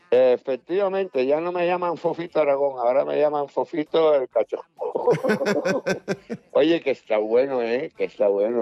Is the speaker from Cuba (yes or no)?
yes; Cuba; moved away; mi tierra, yo nací allí